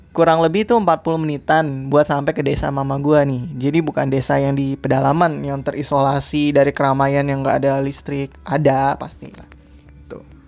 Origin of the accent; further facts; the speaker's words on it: Depok, West Java, Indonesia; gua juga lahirnya, lahir besar di Depok, ya kan? Yang notabene ngomong sehari-hari pakai bahasa Betawi.